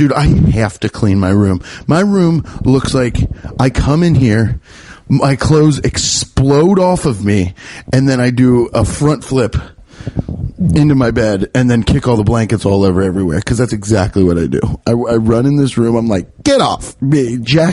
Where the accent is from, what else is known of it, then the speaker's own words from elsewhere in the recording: Midwest, United States; my Midwestern palate